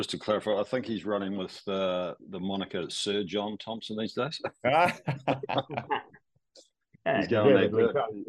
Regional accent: New Zealand

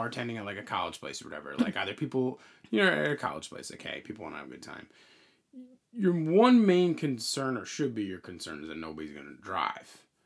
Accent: Long Island, New York, United States; we grew up on Long Island

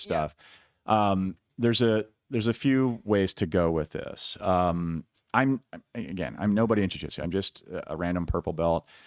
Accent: Iowa, United States; I'm from Iowa, a lot of wrestlers

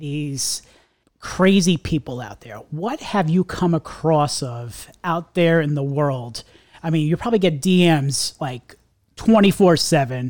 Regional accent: Long Island, New York, United States; I'm a New Yorker too. I'm from Long Island myself

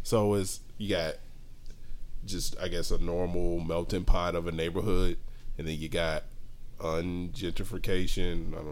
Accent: Dallas, Texas, United States; North Dallas.

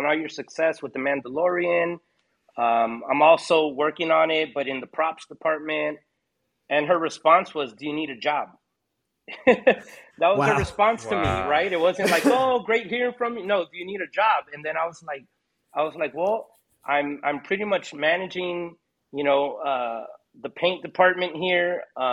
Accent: Hawaii, United States; I was born in Hawaii.

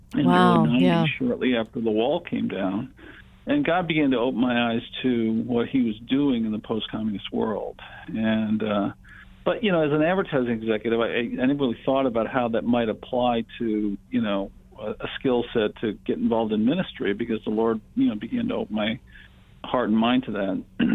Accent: Connecticut, United States; moved away; also born or lived in California; I grew up in Connecticut, and in the early to mid-70s, I moved to California.

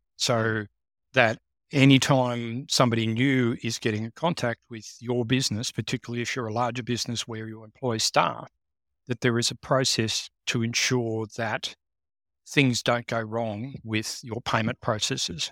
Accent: Canberra, Australian Capital Territory, Australia; growing up in Canberra, of course, I was working for organizations

